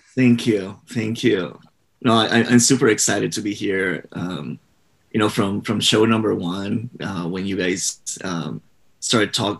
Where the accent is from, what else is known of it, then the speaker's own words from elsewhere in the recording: Puerto Rico; I was born and raised in Puerto Rico